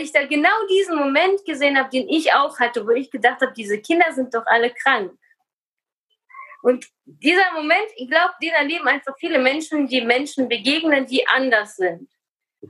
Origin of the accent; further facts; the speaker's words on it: Germany; also born or lived in Kazakhstan; ich bin geboren in Kasachstan in einer russlanddeutschen Familie und im Alter von acht Jahren nach Deutschland gekommen